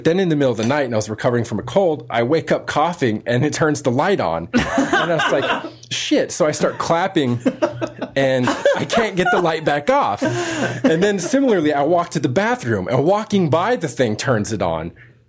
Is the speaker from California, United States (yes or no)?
yes; California, United States; I came from California. Previously, I'd only ever lived on the West Coast.